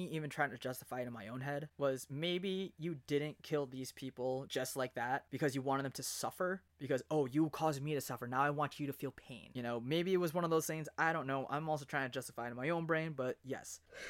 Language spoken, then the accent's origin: English; New Jersey, United States; me growing up in Jersey